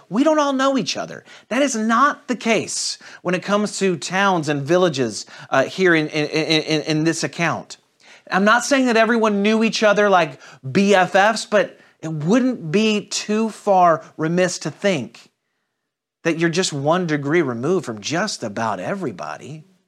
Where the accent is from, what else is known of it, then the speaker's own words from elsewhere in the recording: St. Louis, Missouri, United States; moved away; I'm originally from Saint Louis